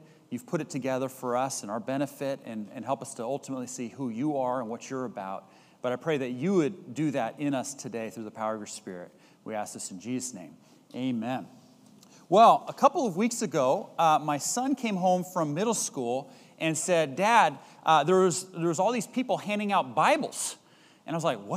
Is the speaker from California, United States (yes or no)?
yes; Bay Area, California, United States; Growing up in the Bay Area, having lived here for any number of years